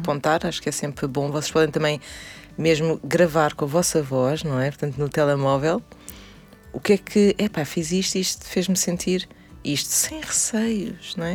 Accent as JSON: {"language": "Portuguese", "country": "Portugal", "said": "quando nós crescemos, as mulheres em Portugal"}